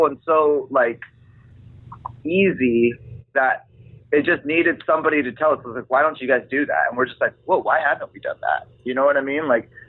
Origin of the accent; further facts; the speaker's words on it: Hawaii, United States; now in Los Angeles, United States; I grew up in Hawaii